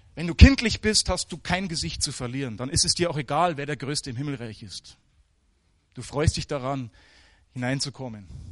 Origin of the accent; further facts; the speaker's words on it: Germany; moved away; also born or lived in Africa; als Deutsche